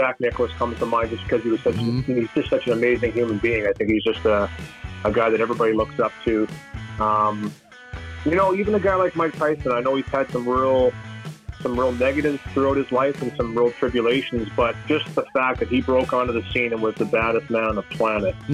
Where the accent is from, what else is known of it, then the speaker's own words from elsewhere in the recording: Canada; growing up in Canada